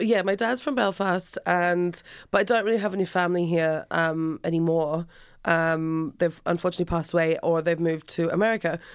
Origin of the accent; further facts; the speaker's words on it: Alice Springs, Northern Territory, Australia; now in Ireland; I'm from Australia, a town called Alice Springs originally.